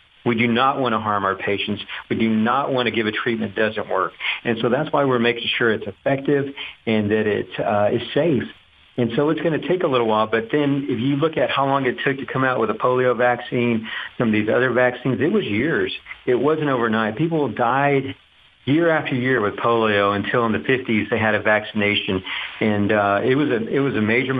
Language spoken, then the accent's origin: English; Duncanville, Texas, United States; also born or lived in Little Elm, Texas; growing up in Duncanville, driving to downtown Dallas